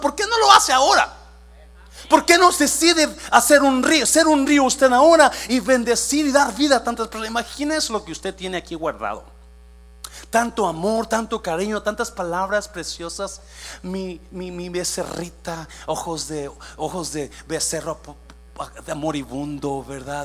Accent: Mexico; moved away as an adult; now in United States; Yo llegué de 18 años de México

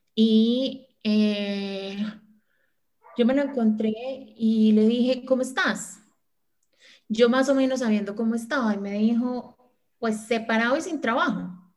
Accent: Manizales, Caldas, Colombia; moved away; nosotras tres somos de Manizales, pero la única que vive acá soy yo, desde, desde noviembre

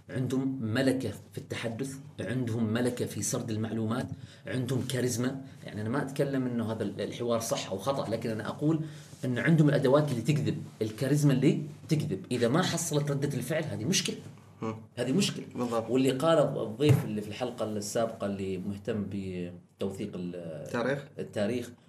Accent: Oman; احنا كعمانيين شعب وحكومه

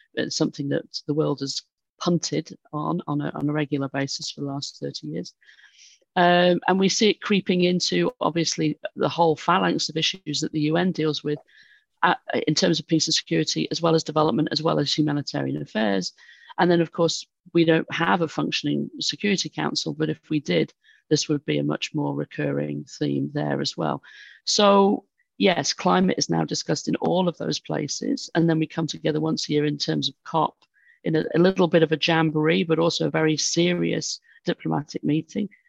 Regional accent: United Kingdom; from my accent, I'm, I'm British

